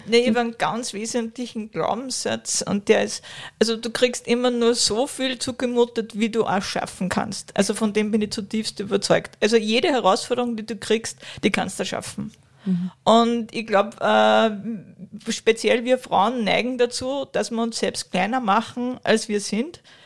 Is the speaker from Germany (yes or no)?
no; Kronstorf, Upper Austria, Austria; ich bin ja aus Kranzdorf